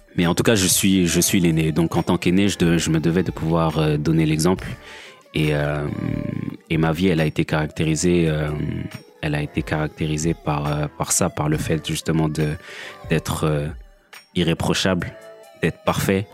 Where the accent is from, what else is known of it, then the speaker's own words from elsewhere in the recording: France; also born or lived in Kinshasa, DR Congo; j'ai grandi en France, mais je suis né à Kinshasa